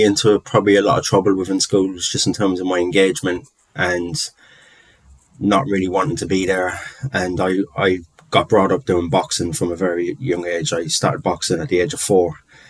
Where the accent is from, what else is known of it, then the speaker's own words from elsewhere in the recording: London, United Kingdom; being Irish and growing up in London, where the kind of height of the troubles and things were kicking off. So just putting up with a lot of prejudice for being Irish, really from a very young age